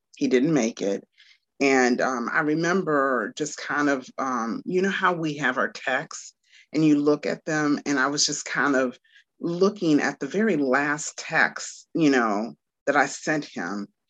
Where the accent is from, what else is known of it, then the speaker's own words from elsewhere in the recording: Washington, District of Columbia, United States; now in Garner, United States; am from Washington, D.C., and I currently reside in um, Raleigh, North Carolina, and really not Raleigh, but Garner.